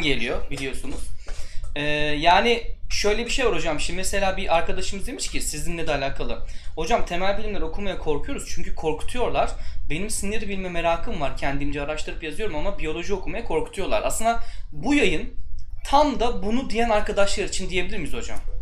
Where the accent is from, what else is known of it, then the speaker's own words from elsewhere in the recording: Turkey; moved away as an adult; now in Poland; ben galiba Polonya'da üçüncü falan Türk'üm, mühendis olarak çalışan.